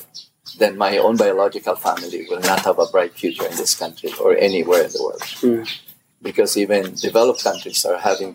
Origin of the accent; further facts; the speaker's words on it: Philippines; my own definition of being Filipino has expanded